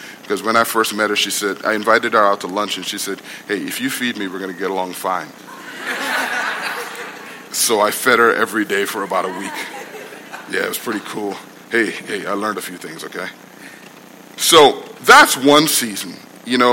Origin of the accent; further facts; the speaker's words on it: New York City, New York, United States; also born or lived in Guyana; I grew up in Brooklyn